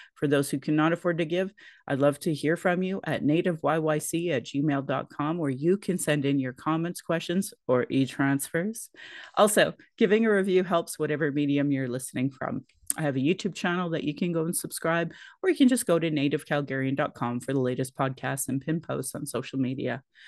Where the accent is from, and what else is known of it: Sylvan Lake, Alberta, Canada; born or raised there; also born or lived in Calgary, Alberta